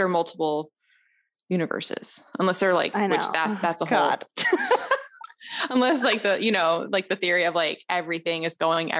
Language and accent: English; Memphis, Tennessee, United States; also born or lived in Los Angeles; now in Atlanta, United States; I was born in Atlanta and then I grew up in Memphis, which is a very unique town.